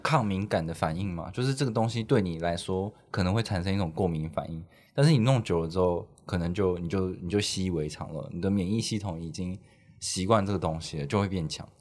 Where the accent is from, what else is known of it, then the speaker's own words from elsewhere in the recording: Taichung, Taiwan; 我也是台中人